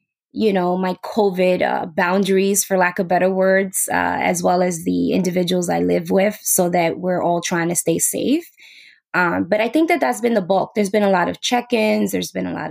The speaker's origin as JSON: {"language": "English", "town": "New York City", "region": "New York", "country": "United States", "said": "I'm from New York City."}